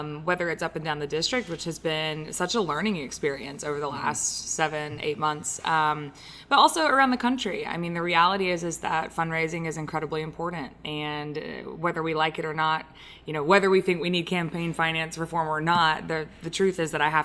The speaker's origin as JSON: {"language": "English", "town": "Opelika", "region": "Alabama", "country": "United States", "tie": "born or raised there", "also_born_or_lived": "Auburn, Alabama", "said": "I actually grew up in Opelika."}